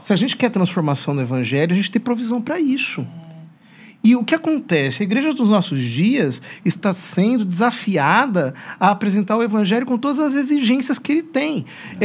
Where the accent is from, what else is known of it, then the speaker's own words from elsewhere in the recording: Piracicaba, São Paulo, Brazil; also born or lived in Rome; now in Osasco, Brazil; nasci em Piracicaba